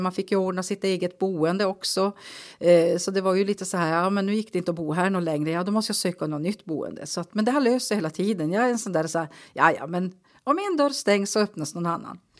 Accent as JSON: {"language": "Swedish", "town": "Kalix", "region": "Norrbotten County", "country": "Sweden", "tie": "born or raised there", "said": "jag är född och uppvuxen på Karlsborg, Vikmanholmen."}